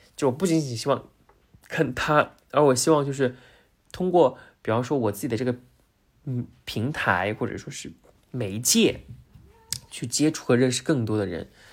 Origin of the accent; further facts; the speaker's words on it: Zhejiang, China; 因为我是浙江人嘛，然后生活在杭州